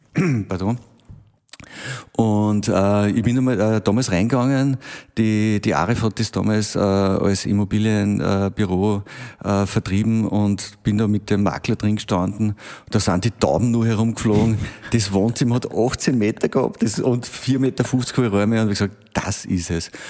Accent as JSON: {"language": "German", "town": "Braunau am Inn", "region": "Upper Austria", "country": "Austria", "tie": "born or raised there", "also_born_or_lived": "Linz", "moved": "yes", "lives_now": "Wels, Austria", "said": "bin gebürtiger Braunauer"}